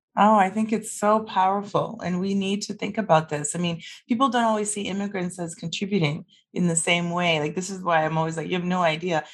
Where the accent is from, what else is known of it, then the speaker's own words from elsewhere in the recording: Vancouver, British Columbia, Canada; also born or lived in Toronto; now in Calgary, Canada; I'm from Vancouver originally. I don't live there for a reason. I worked in Toronto for 12 years and I sold my place there and moved to Calgary